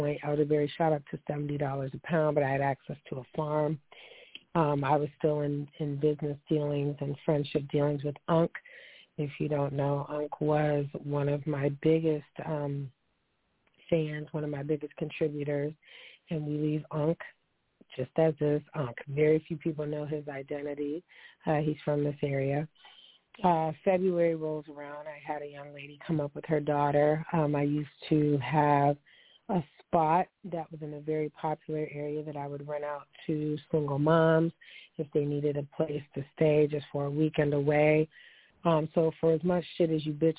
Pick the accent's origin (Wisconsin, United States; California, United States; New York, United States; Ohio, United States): New York, United States; Niagara Falls; I hail from Niagara Falls.